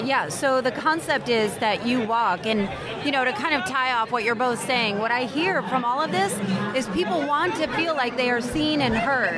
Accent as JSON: {"language": "English", "region": "New Jersey", "country": "United States", "tie": "born or raised there", "moved": "yes", "lives_now": "Atlanta, United States", "said": "I grew up in New Jersey"}